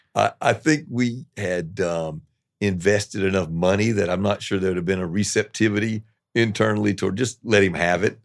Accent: the South, United States; moved away; also born or lived in New York; I'm a Southerner

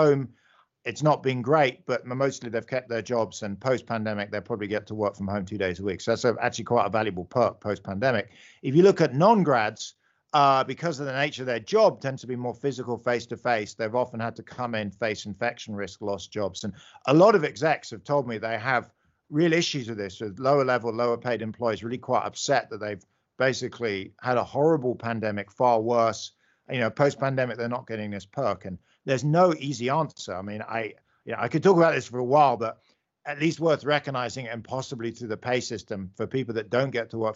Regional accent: London, United Kingdom; accent: British; moved away; you can hear I'm British. I grew up in London

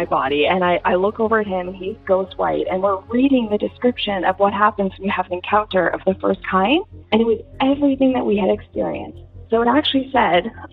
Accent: Canada; also born or lived in Hollywood, California / Dallas, Texas; I'm from Canada

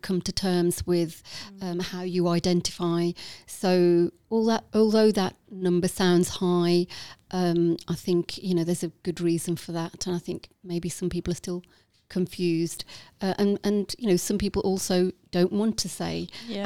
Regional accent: Walsall, West Midlands, United Kingdom; accent: Midlands lilt; on the outskirts of Birmingham. So I was born in Walsall

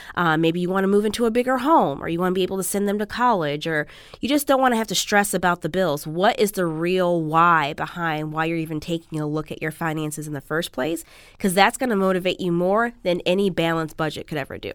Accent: Chicago, Illinois, United States; now in Los Angeles, United States; Originally, I'm from the Midwest. I'm from Chicago

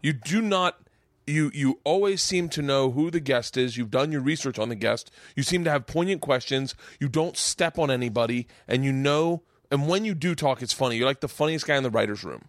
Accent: Tampa, Florida, United States; I grew up in Tampa

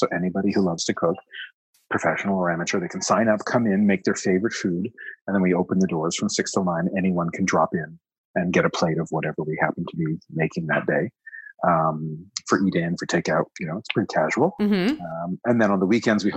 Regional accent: Toronto, Ontario, Canada; moved away as an adult; also born or lived in Montreal, Canada; I was born in Montreal. I grew up here in Toronto, but I moved back and lived in Montreal for more than 10 years

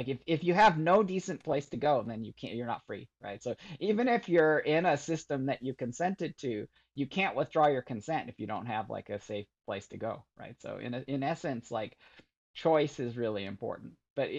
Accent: Michigan, United States; growing up in Michigan and, I really kind of retreated to my computer as just this very peaceful place

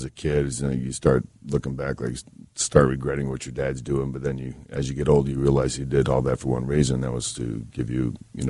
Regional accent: Tampa, Florida, United States; also born or lived in New Jersey / Texas / California; I was born in New Jersey, and I was raised in Tampa. So I got around, and, yeah.

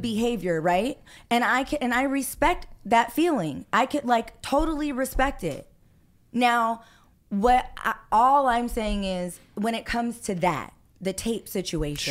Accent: Los Angeles, California, United States; I grew up in Hollywood.

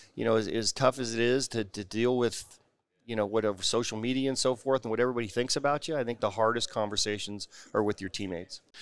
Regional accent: Bay Area, California, United States; I grew up in the Bay Area

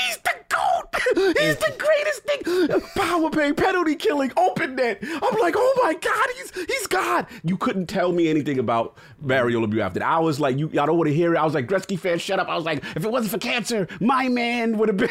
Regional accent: New York City, New York, United States; we born and raised in New York

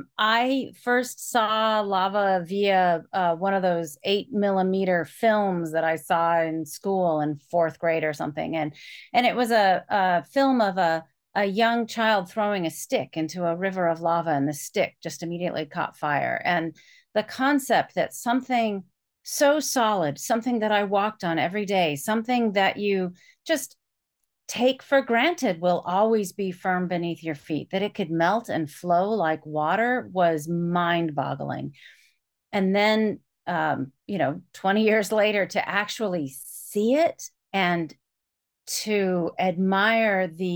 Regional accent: Iowa, United States; And so I grew up in Iowa, where there are no volcanoes.

